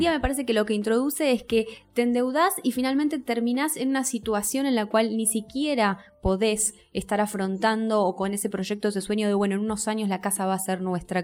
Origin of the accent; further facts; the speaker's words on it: Argentina; como argentinos, como argentinas, sabemos que no vivimos en un país donde la inflación vaya